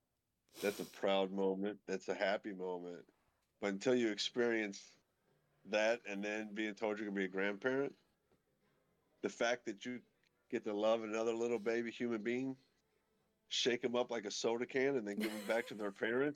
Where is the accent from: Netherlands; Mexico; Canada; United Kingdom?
Mexico; I'm a guy from Mexico.